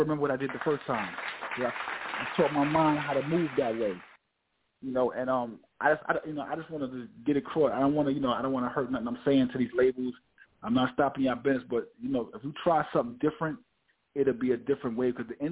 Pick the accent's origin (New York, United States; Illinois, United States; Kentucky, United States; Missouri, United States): New York, United States; New York City; also born or lived in Bronx; I was born in Bronx, but I was raised in Harlem